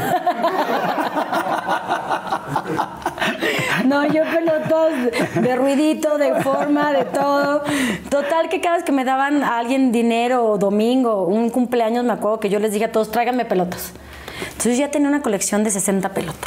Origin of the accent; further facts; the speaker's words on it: El Pueblito, Querétaro, Mexico; yo crecí en Querétaro